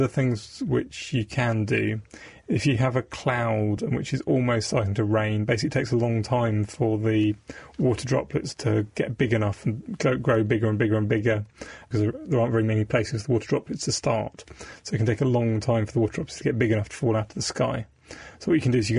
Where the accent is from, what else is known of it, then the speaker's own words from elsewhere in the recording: Devon, South West England, United Kingdom; I grew up in Devon